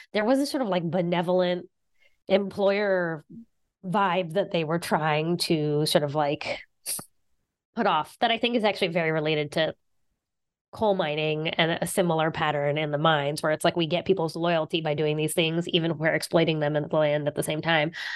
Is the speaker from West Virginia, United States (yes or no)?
yes; southern West Virginia, United States; now in Boston, United States; Yeah, I'm from West Virginia. I grew up in West Virginia